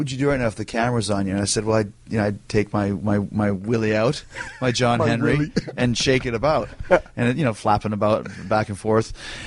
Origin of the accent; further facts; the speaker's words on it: Canada; I'm from Canada